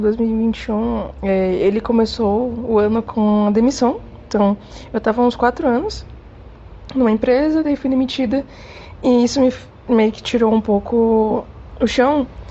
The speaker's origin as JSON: {"language": "Portuguese", "town": "Salvador", "region": "Bahia", "country": "Brazil", "moved": "yes", "lives_now": "Curitiba, Brazil", "said": "Eu sou de Salvador, Bahia. Mas eu moro hoje em dia e já tem um tempinho já que eu moro em Curitiba, no Paraná"}